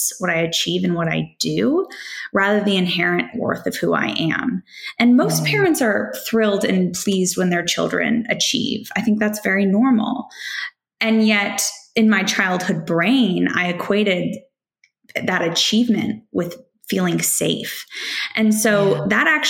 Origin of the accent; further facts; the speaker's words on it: Silicon Valley, California, United States; growing up in Silicon Valley, the culture around me was, if you can dream it, you can build it.